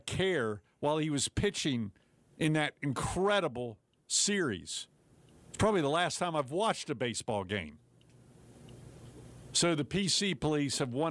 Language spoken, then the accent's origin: English; Ohio, United States; now in North Carolina, United States; I was from Ohio